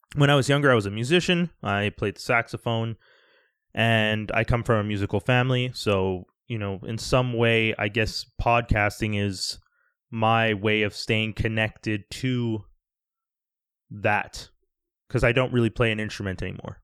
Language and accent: English; Canada; also born or lived in Quebec; I'm Canadian, I live in Canada